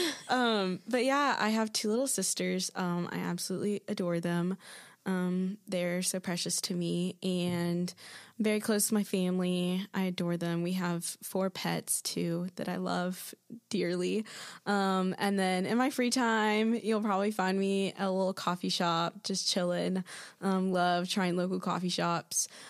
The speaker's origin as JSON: {"language": "English", "town": "Athens", "region": "Georgia", "country": "United States", "moved": "as an adult", "lives_now": "Birmingham, United States", "said": "am from Athens, Georgia"}